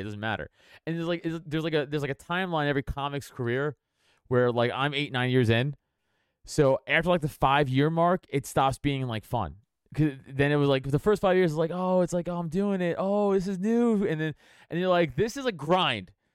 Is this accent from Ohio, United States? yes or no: no; New York City, New York, United States; moved away; also born or lived in Brooklyn / West Hollywood; I grew up in South South Shore, Staten Island